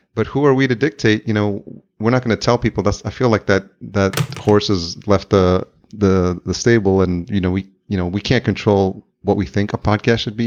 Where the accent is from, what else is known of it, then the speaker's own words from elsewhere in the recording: Yonkers, New York, United States; now in Minneapolis, United States; in Yonkers where I grew up